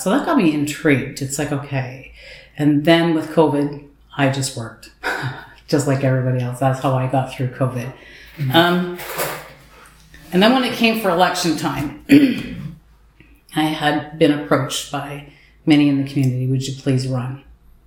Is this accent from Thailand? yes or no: no; Highland Grove, Ontario, Canada; We both were born and raised in Highland Grove